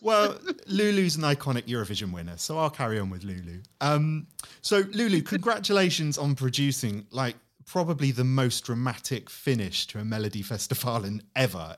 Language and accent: English; United Kingdom; I go there as a Brit